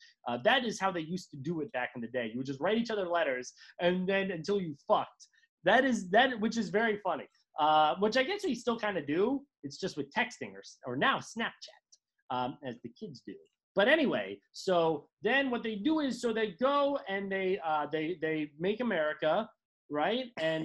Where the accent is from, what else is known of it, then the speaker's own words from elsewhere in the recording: East Coast, United States; at least I'm from a real place